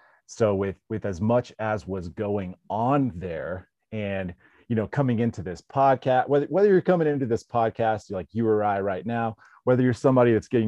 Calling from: South Lake Tahoe, California, United States; Man, I'm coming in from South Tahoe, California.

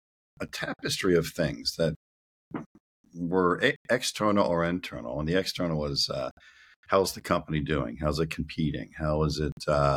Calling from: Reisterstown, Maryland, United States; I'm calling in from Reisterstown, a town in Maryland, and that's where I am right now.

